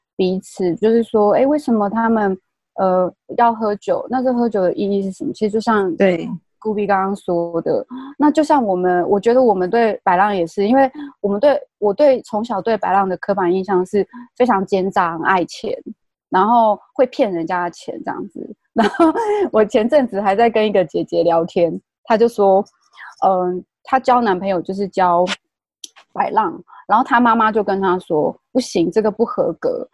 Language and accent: Chinese; Taiwan; 因为我是部落长大的